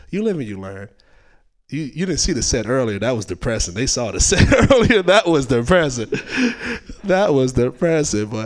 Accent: California, United States; even though I'm from the Bay, just like I've been gone for a while

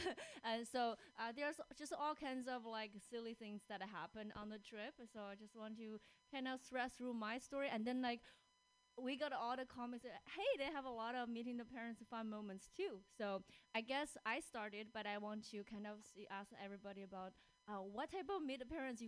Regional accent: China; moved away as an adult; now in Seattle, United States; I live in Seattle, and I was born and raised in China. I came here when I was 21.

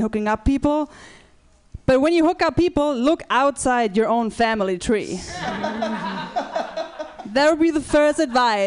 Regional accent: Germany; I'm from Germany

